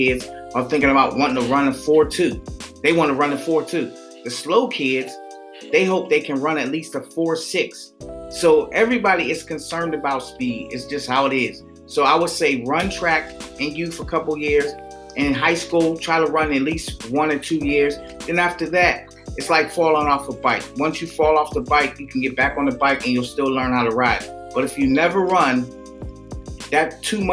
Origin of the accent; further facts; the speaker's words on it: Pittsburgh, Pennsylvania, United States; I'm from Pittsburgh